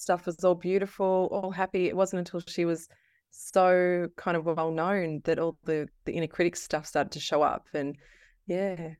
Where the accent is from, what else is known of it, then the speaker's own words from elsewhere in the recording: Castlemaine, Victoria, Australia; I'm from Castle Main